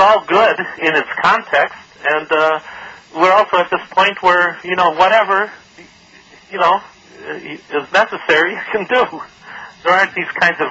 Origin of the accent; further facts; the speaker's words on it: Detroit, Michigan, United States; I came from Detroit, and my father was an auto worker, and my parents were European immigrants.